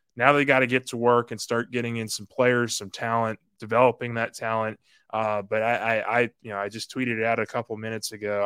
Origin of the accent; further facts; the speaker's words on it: Metairie, Louisiana, United States; Metairie, which is my, my hometown, my neck of the woods.